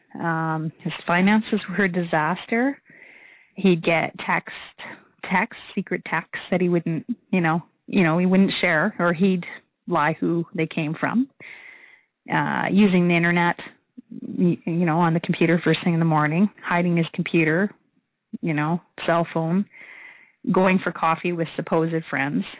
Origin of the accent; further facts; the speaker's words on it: Saskatoon, Saskatchewan, Canada; now in Calgary, Canada; I'm from Saskatoon, and uh, I currently live in Calgary.